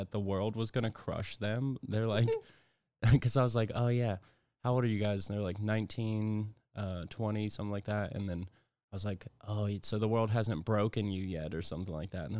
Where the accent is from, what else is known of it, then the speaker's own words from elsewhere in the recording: West Virginia, United States; I'm from West Virginia